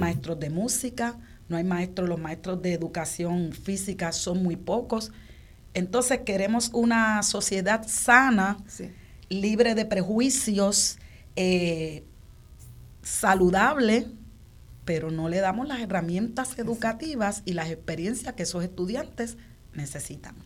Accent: Puerto Rico; nosotros como puertorriqueños

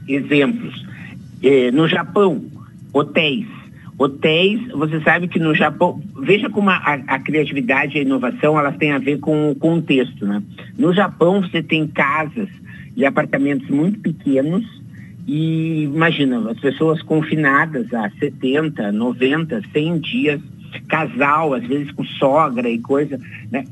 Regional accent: Rio Grande do Sul, Brazil; Me entreguei que eu sou gaúcho

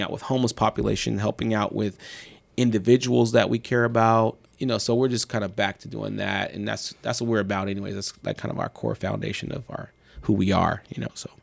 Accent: Marin City, California, United States; I grew up in Marin City

